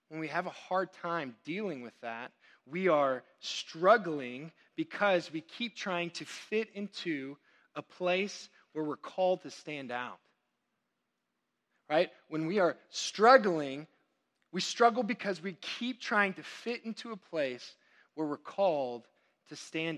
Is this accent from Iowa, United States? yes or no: no; Texas, United States; I'm Texan through and through